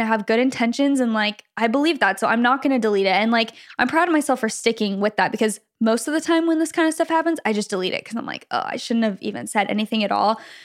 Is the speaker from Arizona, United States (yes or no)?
yes; Gilbert, Arizona, United States; we grew up in Gilbert, Arizona, kind of, you know, lots of Mormons there